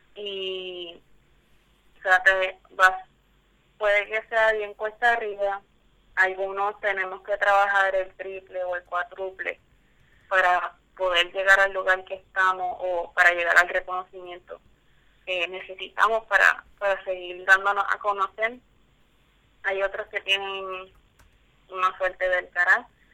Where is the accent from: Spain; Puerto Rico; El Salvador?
Puerto Rico; Guayanilla; moved away as an adult; now in Texas, United States; de mi pueblo de Guayanilla